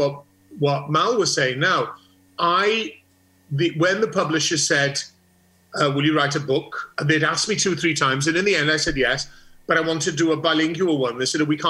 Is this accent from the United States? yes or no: no; Rhosllannerchrugog, Wales, United Kingdom; North East Wales, a place called Rhosanachrygog